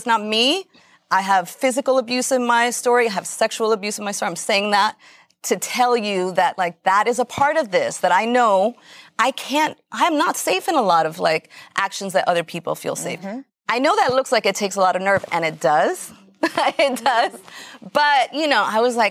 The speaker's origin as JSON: {"language": "English", "region": "New York", "country": "United States", "tie": "born or raised there", "said": "I grew up in New York around those images."}